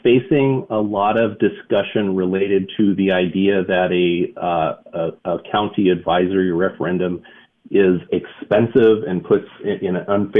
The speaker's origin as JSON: {"language": "English", "region": "Minnesota", "country": "United States", "tie": "born or raised there", "moved": "yes", "lives_now": "Wisconsin, United States", "said": "I was born and raised next door in Minnesota"}